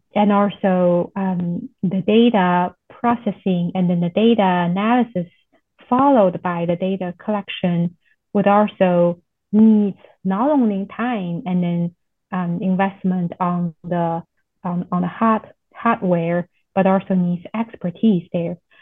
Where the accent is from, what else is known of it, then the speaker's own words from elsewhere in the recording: China; moved away as an adult; also born or lived in Oklahoma, United States; now in Nebraska, United States; I am originally from China and I came to US for graduate st study